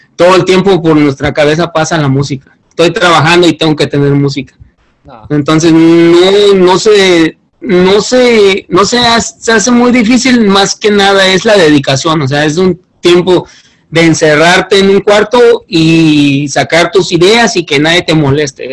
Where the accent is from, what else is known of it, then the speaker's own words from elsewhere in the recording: Guerrero, Mexico; moved away as an adult; yo soy del estado de Guerrero